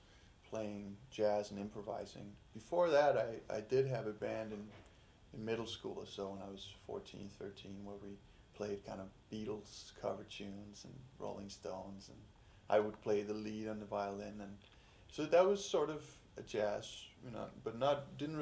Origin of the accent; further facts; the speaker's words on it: Denmark; now in United States; I'm from Denmark